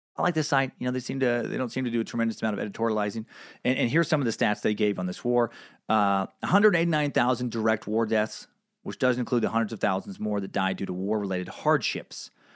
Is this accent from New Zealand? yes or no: no; United States; as an American